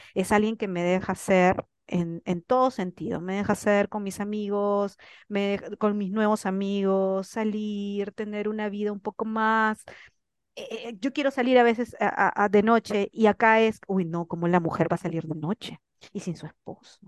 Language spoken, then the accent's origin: Spanish; Peru; moved away as an adult; also born or lived in Spain; now in Ecuador; yo que soy recontra peruano